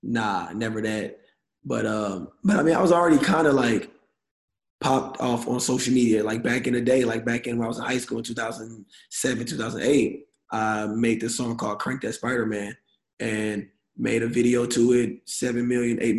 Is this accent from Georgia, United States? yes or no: yes; Atlanta, Georgia, United States; moved away; we're both from Atlanta